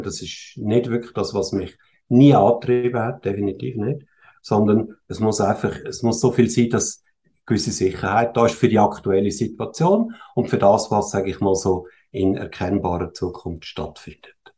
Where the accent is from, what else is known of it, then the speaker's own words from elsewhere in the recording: Switzerland; ich bin in der Schweiz geboren und mhm. aufgewachsen. Meine Eltern kommen zwar aus Österreich ursprünglich